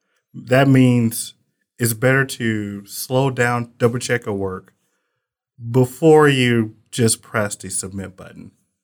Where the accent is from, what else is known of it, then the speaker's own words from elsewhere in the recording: Muskogee, Oklahoma, United States; I'm from Muskogee, Oklahoma, which is a song